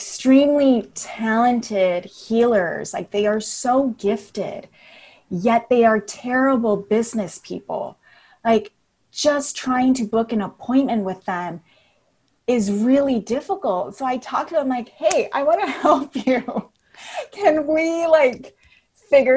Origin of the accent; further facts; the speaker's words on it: Napa, California, United States; moved away as an adult; also born or lived in Berkeley, California / Los Angeles, California; So I'm from Northern California. I'm from Napa